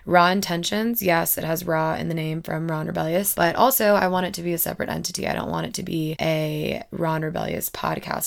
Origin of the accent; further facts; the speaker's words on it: Madison, Alabama, United States; moved away as an adult; also born or lived in Auburn, Alabama; now in Denver, United States; I am originally from Madison, Alabama